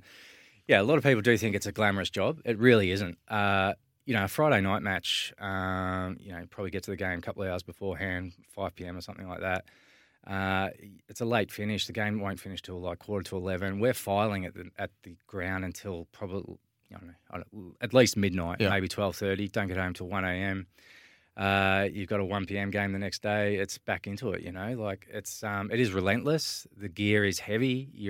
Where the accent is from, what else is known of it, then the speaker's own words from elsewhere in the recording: Swan Hill, Victoria, Australia; I grew up in Swan Hill in the Mallee country, northwest Victoria, Sammy. It's a small country town, I don't know, maybe 12,000 people.